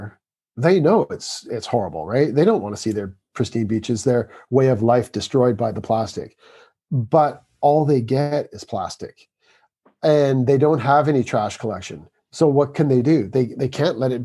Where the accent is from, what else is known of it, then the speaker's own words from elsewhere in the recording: Canada; moved away as an adult; now in England, United Kingdom; I'm from Canada. I live in England.